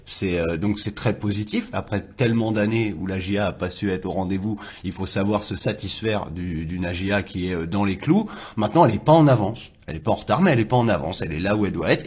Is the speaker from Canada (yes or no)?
no; Le Havre, Normandy, France; je viens du Havre